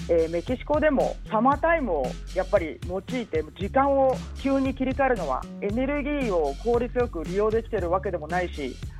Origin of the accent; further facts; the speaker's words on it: Japan; now in Mexico; 日本で生まれ育ってる